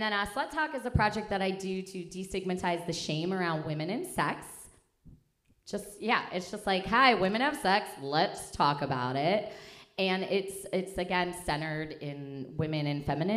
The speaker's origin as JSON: {"language": "English", "town": "Philadelphia", "region": "Pennsylvania", "country": "United States", "also_born_or_lived": "Chicago", "moved": "yes", "said": "we're from Philly"}